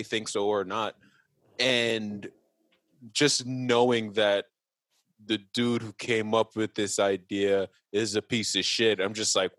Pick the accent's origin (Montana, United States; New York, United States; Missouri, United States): New York, United States; Forest Hills; Yeah, I'm from Forest Hills.